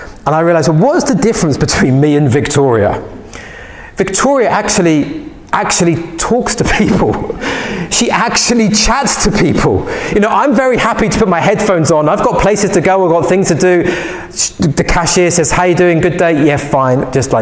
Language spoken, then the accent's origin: English; London, United Kingdom; I'm from London